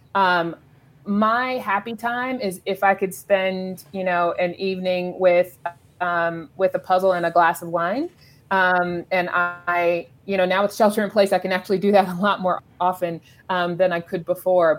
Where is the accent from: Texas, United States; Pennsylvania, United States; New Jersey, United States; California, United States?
California, United States; Los Angeles; I grew up in South Los Angeles